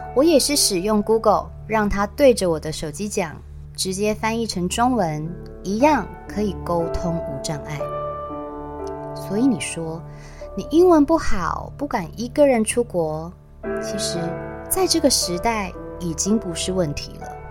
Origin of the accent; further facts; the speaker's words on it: Taiwan; 我说我从台湾来，一个人旅行欧洲